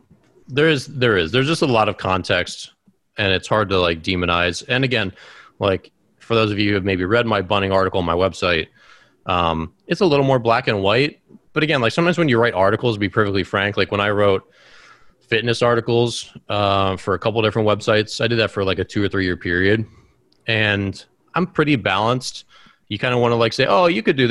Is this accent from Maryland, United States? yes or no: yes; Baltimore, Maryland, United States; my hometown of Baltimore